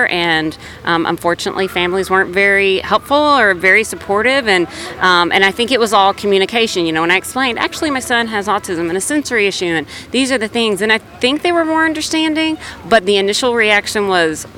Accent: South Bend, Indiana, United States; I'm from South Bend, Indiana

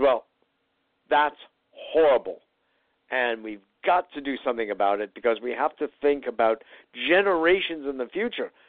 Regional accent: Connecticut, United States; also born or lived in New York City / Chicago area; I was growing up in Connecticut, even though I was originally born and early years raised in New York. But my main growing up was, after a brief spell in the Chicago area, in Connecticut

